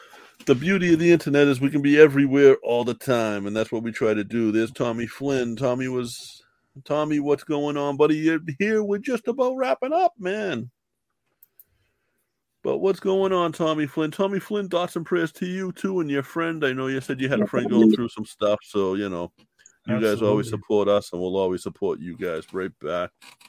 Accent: Boston, Massachusetts, United States; That's why people doubt I'm from Southie.

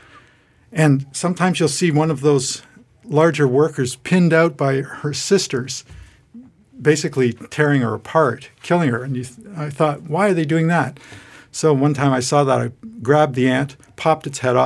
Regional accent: Toronto, Ontario, Canada; moved away; I grew up in Toronto, Canada.

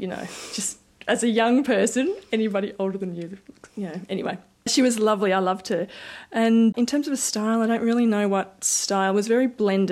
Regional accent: Bendigo, Victoria, Australia; also born or lived in Queensland / New South Wales / Sydney; Our family moved to Bendigo when I was maybe five or so

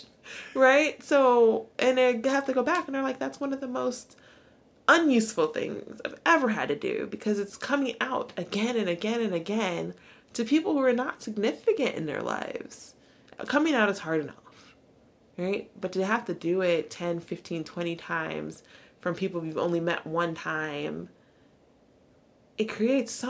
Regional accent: the South, United States; growing up in the South

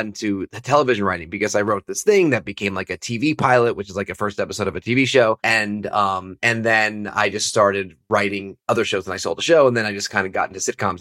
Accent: Stamford, Connecticut, United States; moved away; I'm an East Coast guy. Stamford, Connecticut

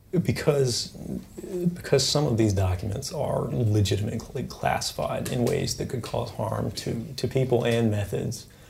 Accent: Fort Meade, Maryland, United States; also born or lived in Elizabeth City, North Carolina; I spent most of my time growing up around, uh, Fort Meade in Maryland.

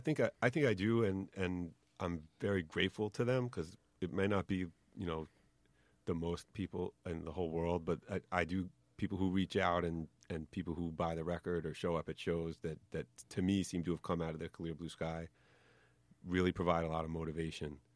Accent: White Plains, New York, United States; accent: New York; I grew up in New York, but in, like, White Plains.

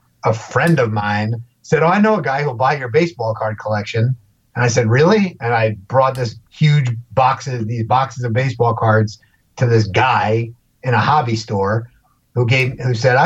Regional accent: New York City, New York, United States; I grew up in Queens in New York City

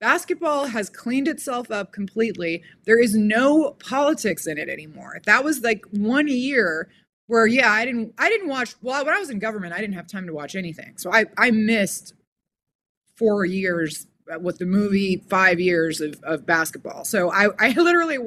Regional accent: Los Angeles, California, United States; I grew up in Los Angeles

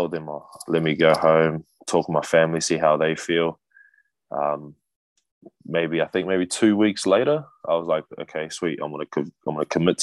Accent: Wellington, New Zealand; also born or lived in Hawaii; my hometown basketball team, the Wellington Saints

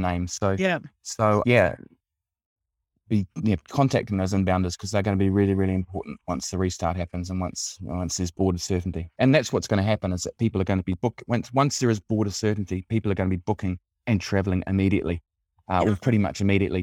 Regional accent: New Zealand; accent: Kiwi; moved away as an adult; also born or lived in United Kingdom / Australia; now in Italy; I'm a Kiwi, clearly by my accent, but I've lived most of my adult life outside of New Zealand

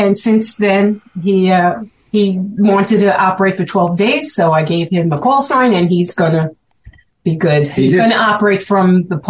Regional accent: Brooklyn, New York, United States; accent: Brooklyn; You could tell I'm from Brooklyn from my accent.

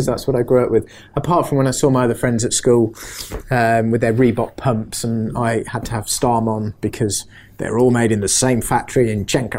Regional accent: Singapore; born there; also born or lived in Indonesia; So I was born in Singapore, and then we lived in Indonesia

